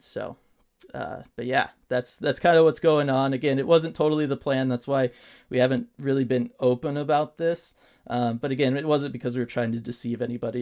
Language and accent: English; Southern California, United States; we are not native to Seattle. We are from Southern California